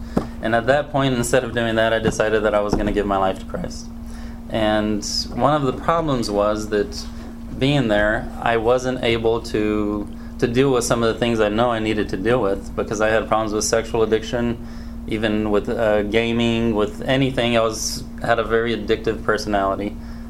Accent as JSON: {"language": "English", "country": "Brazil", "tie": "born there", "said": "And I was born in Brazil. I'm a missionary's kid"}